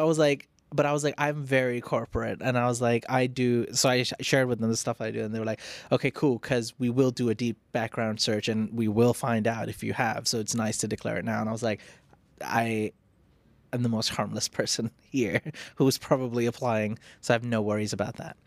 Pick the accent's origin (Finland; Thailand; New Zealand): Thailand; Phuket; I grew up in Phuket, so my skin was mostly tan